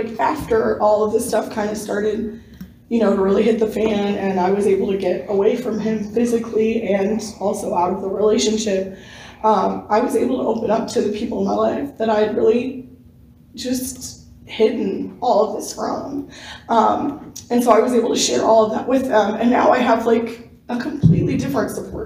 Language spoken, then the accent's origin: English; Raleigh, North Carolina, United States; I'm from Raleigh, North Carolina.